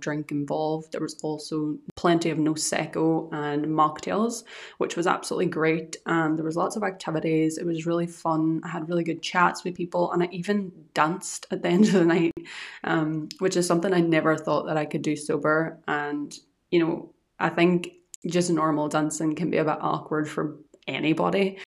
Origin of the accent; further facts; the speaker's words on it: Ireland; also born or lived in Scotland; now in Edinburgh area, United Kingdom; I'm from Ireland and I moved to Scotland